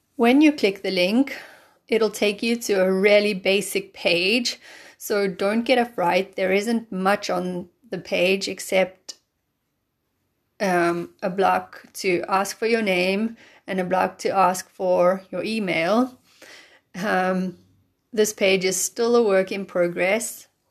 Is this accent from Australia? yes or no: no; South Africa; moved away as an adult; also born or lived in London; now in Germany; I'm from South Africa